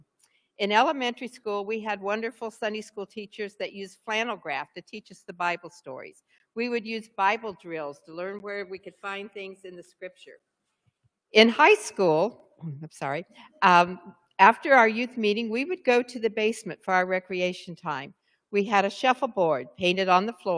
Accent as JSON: {"language": "English", "country": "United States", "tie": "born or raised there", "said": "I did have the privilege of growing up in Bachelor Creek. I grew up just a couple miles down the road on 200 North."}